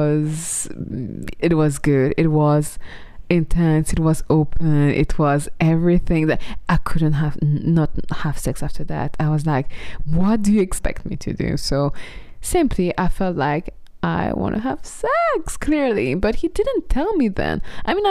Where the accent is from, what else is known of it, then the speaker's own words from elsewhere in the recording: Burgundy, Bourgogne-Franche-Comté, France; moved away; also born or lived in Paris / London; my hometown in Burgundy